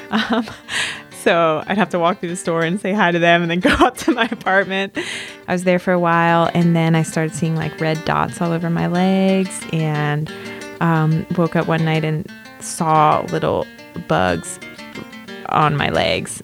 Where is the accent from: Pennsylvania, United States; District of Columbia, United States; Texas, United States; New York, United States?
Pennsylvania, United States; Philadelphia; moved away as an adult; also born or lived in Aguascalientes, Mexico; I'm from Philly